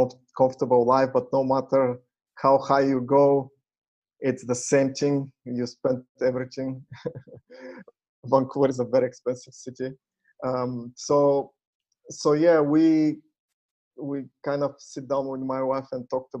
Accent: Bulgaria; moved away as an adult; also born or lived in United States / Canada; I was born in Bulgaria and graduated there in a technical university, computer science. And after I graduated, I left for the US

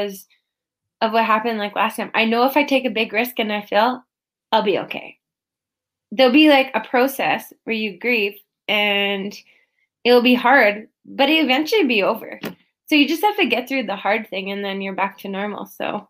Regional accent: Prince Albert, Saskatchewan, Canada; my hometown in Prince Albert, Saskatchewan, in Northern Sask

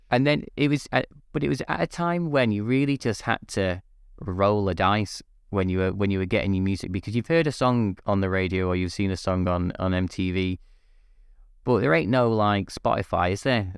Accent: Manchester, North West England, United Kingdom; also born or lived in Liverpool; I'm from, uh, England, Northwest England, specifically originally Manchester, um, and then moved to Liverpool for university

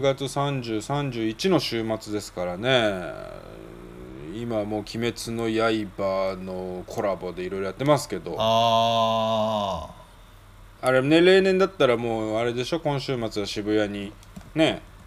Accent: Tokyo, Japan; also born or lived in Nagoya; 俺が仕事辞めて地元に帰ってきた東京に帰ってきた27歳だから

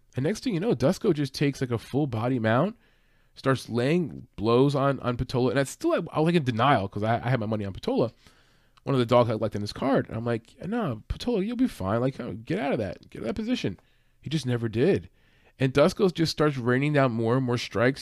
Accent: East Coast, United States; I'm from the East Coast, not in Jersey, but not too far from Jersey.

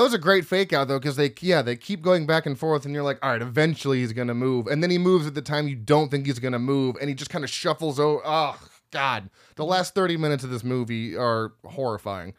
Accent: United States; I'm from America

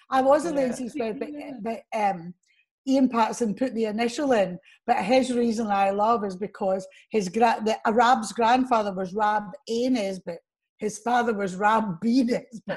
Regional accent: Motherwell, Scotland, United Kingdom; also born or lived in Baillieston, Glasgow; now in Glasgow, United Kingdom; I was taken home to a tenement, you know, one room and kitchen, in fact, in Thorn Street in Motherwell

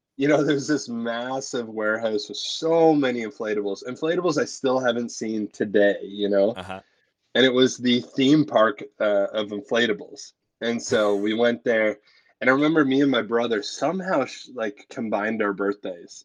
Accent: Oshawa, Ontario, Canada; I was born in Oshawa, Ontario

